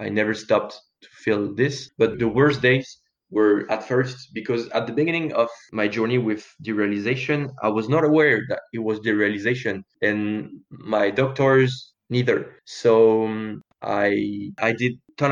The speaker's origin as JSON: {"language": "English", "country": "France", "tie": "born or raised there", "said": "I grew up in France with good parents"}